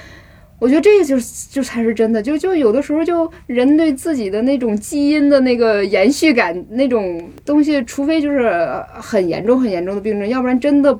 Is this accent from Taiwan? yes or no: no; Northeast China, China; accent: Northeastern Mandarin; moved away as an adult; now in Beijing, China; 我又是从东北来的